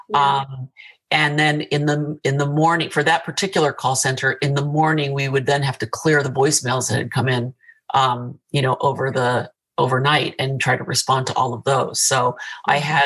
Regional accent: California, United States; also born or lived in Tokyo, Japan; I grew up in Tokyo and in Southern California, and I attended college at Long Beach State.

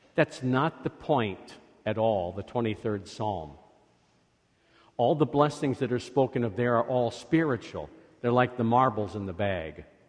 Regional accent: Scotland, United Kingdom; I am Scottish

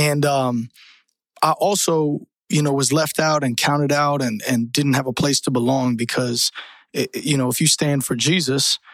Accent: Tampa, Florida, United States; also born or lived in Colorado / Michigan; I grew up in Tampa, Florida. So shout out 813. That's where I lived most of my life

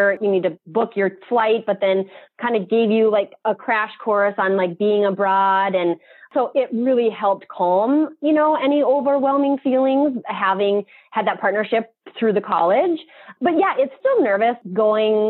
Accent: Bismarck, North Dakota, United States; also born or lived in Mandan, North Dakota / Regan, North Dakota; me growing up in Mandan, Bismarck

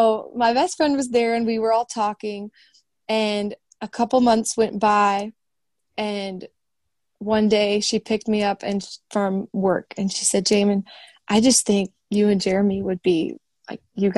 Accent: Minnesota, United States; moved away; also born or lived in Indiana; I'm from Minnesota

